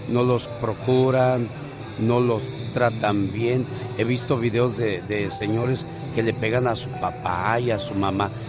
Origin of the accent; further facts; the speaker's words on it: León, Guanajuato, Mexico; born there; Nací en León, Guanajuato.